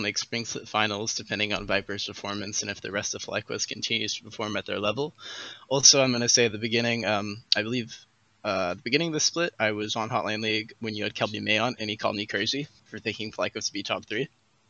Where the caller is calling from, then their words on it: Fullerton, California, United States; I'm calling from Fullerton, California.